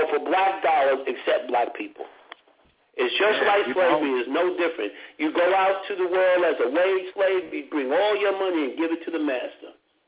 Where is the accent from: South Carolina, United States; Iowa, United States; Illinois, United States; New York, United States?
New York, United States; When I was a kid, I grew up in Harlem